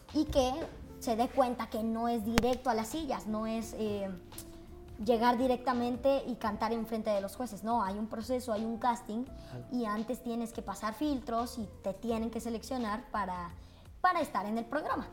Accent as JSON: {"language": "Spanish", "region": "Veracruz", "country": "Mexico", "said": "yo soy de Veracruz y mi mamá en Veracruz eh, trabajaba como locutora"}